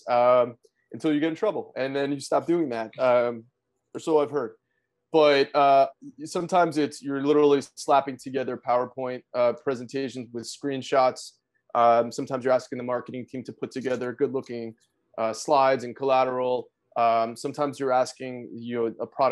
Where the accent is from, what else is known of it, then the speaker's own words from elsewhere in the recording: South Florida, United States; moved away as an adult; also born or lived in New York City; now in Atlanta, United States; I grew up in South Florida